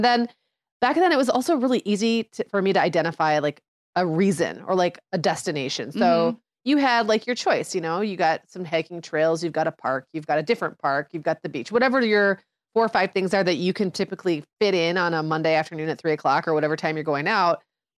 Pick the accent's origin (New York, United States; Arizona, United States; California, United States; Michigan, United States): Michigan, United States; I grew up in the Upper Peninsula of Michigan where there was, you know, crazy amounts of snowfall, sub-zero temperatures all the time.